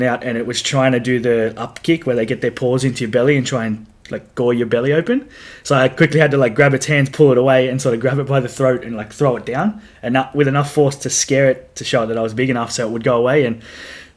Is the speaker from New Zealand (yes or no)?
no; Australia; as Aussie … fans